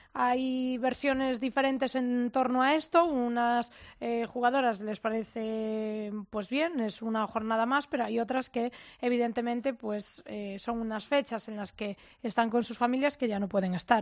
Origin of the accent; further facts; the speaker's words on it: Ourense, Galicia, Spain; yo soy de Urense